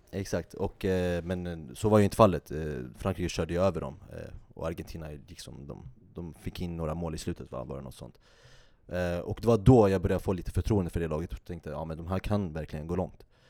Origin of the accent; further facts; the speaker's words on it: Sweden; vi som är svenskar